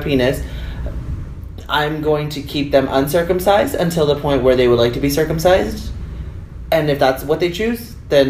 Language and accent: English; United States; especially me growing up in the United States of America